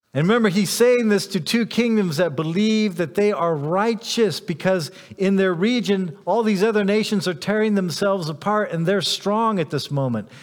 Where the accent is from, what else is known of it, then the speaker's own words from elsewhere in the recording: United States; I'm an American